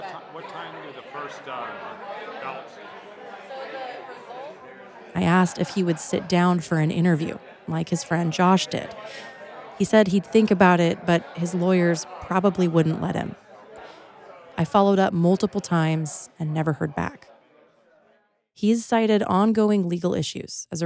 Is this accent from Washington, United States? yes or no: yes; Pierce County, Washington, United States; growing up in Pierce County